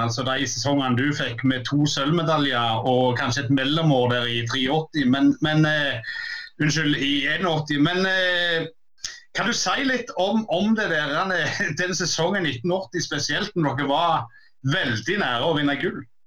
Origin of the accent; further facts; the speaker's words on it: Jæren, Rogaland, Norway; den kulturen jeg vokste opp med på Jæren